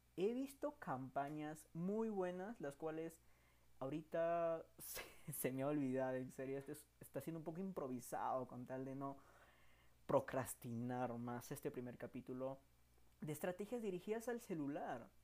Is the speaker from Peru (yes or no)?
yes; Peru; soy peruano